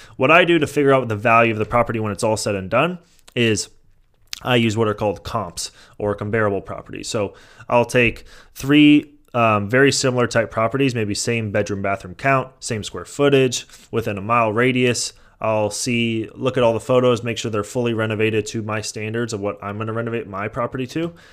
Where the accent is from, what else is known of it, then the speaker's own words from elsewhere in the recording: San Mateo, California, United States; moved away; I grew up in San Mateo